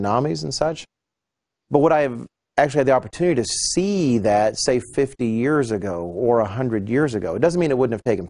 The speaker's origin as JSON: {"language": "English", "country": "United States", "said": "I'm an American"}